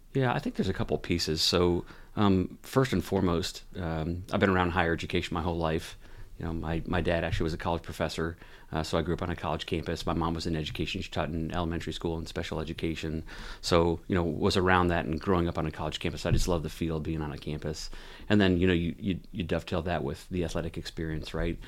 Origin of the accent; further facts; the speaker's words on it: Oxford, Ohio, United States; moved away as an adult; also born or lived in Mishawaka, Indiana; now in Maine, United States; I grew up where I just moved from, which is Oxford, Ohio. That was where most of my childhood was, is from